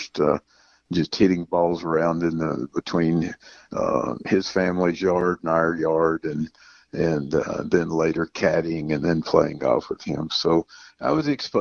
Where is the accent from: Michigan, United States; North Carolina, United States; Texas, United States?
North Carolina, United States; Davidson County; growing up in Davidson County, North Carolina